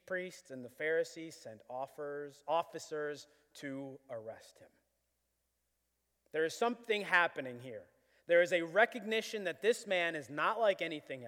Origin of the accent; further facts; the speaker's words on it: Buffalo, New York, United States; I was born in Buffalo